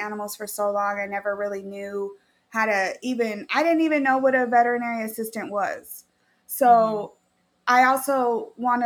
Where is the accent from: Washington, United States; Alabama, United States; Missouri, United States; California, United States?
Washington, United States; Chelan; now in Tacoma, United States; born and raised in Washington. I actually was born in Lake Chelan